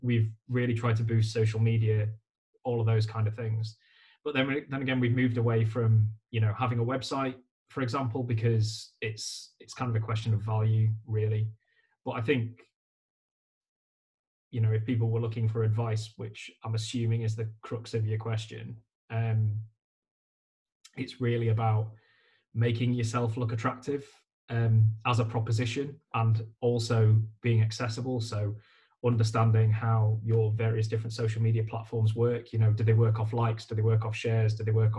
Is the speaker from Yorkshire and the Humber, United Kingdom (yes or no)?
yes; Leeds, Yorkshire and the Humber, United Kingdom; also born or lived in London; I'm from Leeds